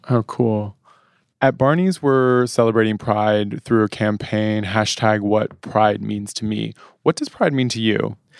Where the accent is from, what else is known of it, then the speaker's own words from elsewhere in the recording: Washington, District of Columbia, United States; moved away as an adult; now in New York, United States; I grew up in Washington, D C